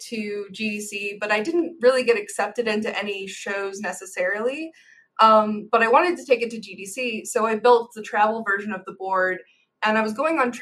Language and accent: English; Midwest, United States; I'm a Midwesterner